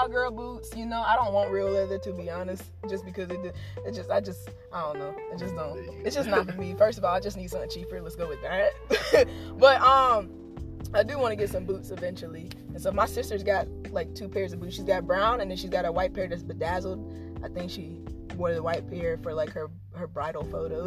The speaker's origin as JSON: {"language": "English", "area": "Robeson County", "region": "North Carolina", "country": "United States", "said": "we're from Robeson County"}